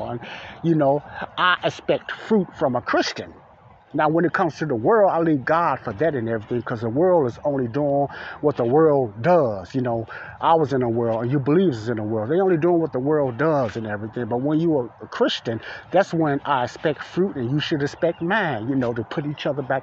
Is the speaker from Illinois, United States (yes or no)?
yes; Chicago, Illinois, United States; Today's Ada Park that I grew up in is different than yesteryear's Ada Park